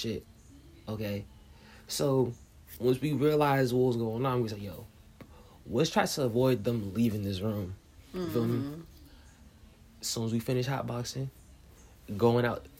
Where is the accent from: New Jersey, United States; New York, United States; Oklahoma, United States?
New Jersey, United States; I'm from New Jersey, so, you know, New Jersey to death